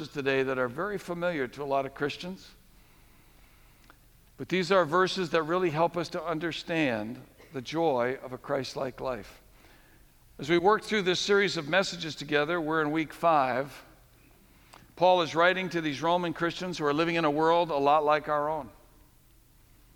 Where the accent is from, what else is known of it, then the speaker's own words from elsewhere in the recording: New England, United States; we grew up in New England